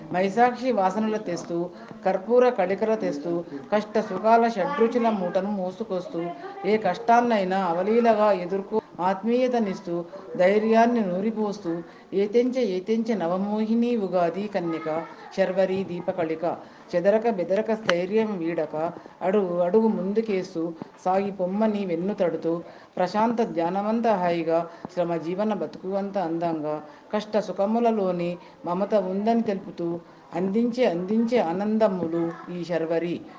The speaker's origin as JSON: {"language": "Telugu", "town": "Sadashivpet", "region": "Telangana", "country": "India", "said": "జిల్లా సంగారెడ్డి ఊరు సదాశివపేట"}